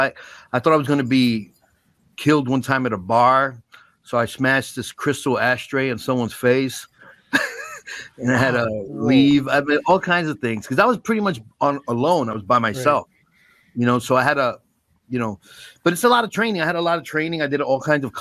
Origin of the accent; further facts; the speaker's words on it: New York City, New York, United States; I grew up in the Bronx